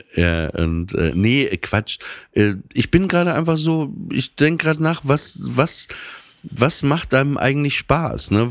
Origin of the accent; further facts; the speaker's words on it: Papenburg, Lower Saxony, Germany; ich bin 30 Jahre alt, ich komme aus Papenburg im Emsland